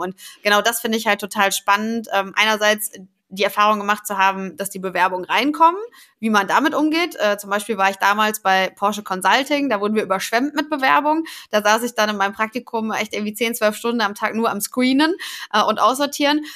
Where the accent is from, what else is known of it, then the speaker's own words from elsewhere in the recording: Paderborn, North Rhine-Westphalia, Germany; also born or lived in Cologne / Stuttgart; now in Hamburg, Germany; komme aber eigentlich gebürtig aus Ostwestfalen-Lippe, aus dem schönen Paderborn